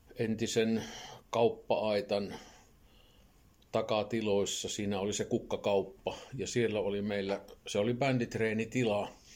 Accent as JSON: {"language": "Finnish", "town": "Laukaa", "region": "Central Finland", "country": "Finland", "tie": "born or raised there", "lives_now": "Lievestuore, Finland", "said": "Mä oon Laukaalainen syntyisin tuolta toiselta reunalta pitäjää"}